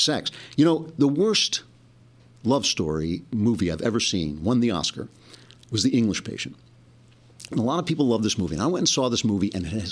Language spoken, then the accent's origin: English; United States; now in Los Angeles, United States; I grew up 20 minutes outside of New York, and I had a New York sensibility.